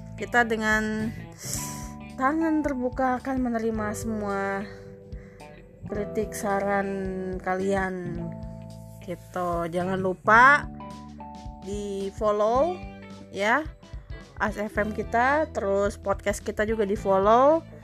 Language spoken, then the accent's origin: Indonesian; Indonesia; Kita orang Indonesia